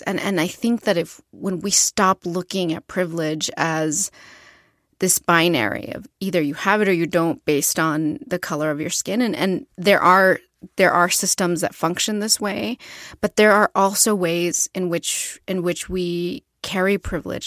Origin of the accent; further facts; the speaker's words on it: Ciudad Juárez, Chihuahua, Mexico; moved away; I was born in Ciudad Juárez, Chihuahua del Norte